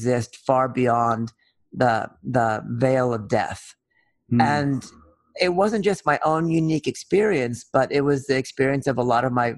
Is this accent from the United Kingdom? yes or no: no; Oakland, California, United States; also born or lived in Berkeley, California; I grew up in Oakland and Berkeley, California.